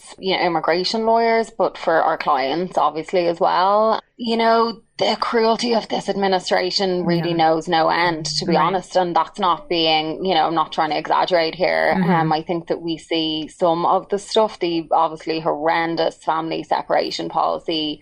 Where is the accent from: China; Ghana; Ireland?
Ireland; Dublin, Leinster; moved away as an adult; now in Chicago, United States; I didn't grow up in America. So I'm from Dublin, Ireland. I've been in the US for about like 15, 16 years.